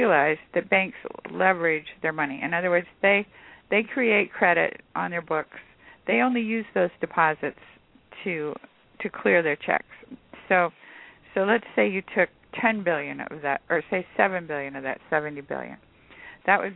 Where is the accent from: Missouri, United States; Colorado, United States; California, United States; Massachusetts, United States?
California, United States; I'm from California